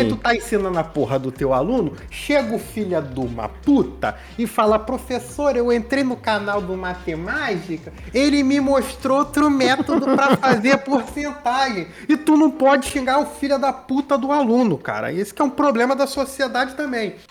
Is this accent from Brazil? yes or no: yes; Brazil; eu posso pedir cidadania italiana, né? E ser é o bra... É. ítalo brasileiro, porque o meu avô não nasceu da Itália, mas ele é filho de italiano e por isso, além de brasileiro, italiano